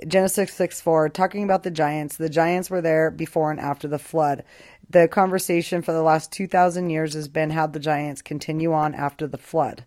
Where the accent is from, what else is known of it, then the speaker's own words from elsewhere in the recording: Boise, Idaho, United States; moved away as an adult; now in Albuquerque, United States; I grew up in Boise, Idaho for 21 years. I lived there, moved to Albuquerque, New Mexico, lived here 22 years